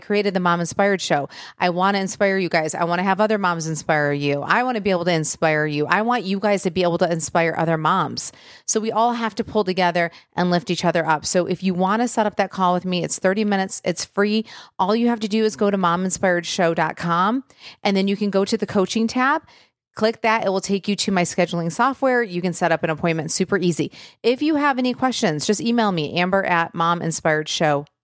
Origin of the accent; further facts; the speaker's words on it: Michigan, United States; I'm from Michigan, and so grew up very close to Windsor